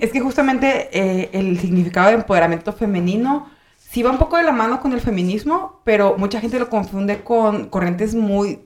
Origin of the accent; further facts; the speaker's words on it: Michoacán, Mexico; moved away as an adult; also born or lived in Mexico City; now in Monterrey, Mexico; yo soy de Michoacán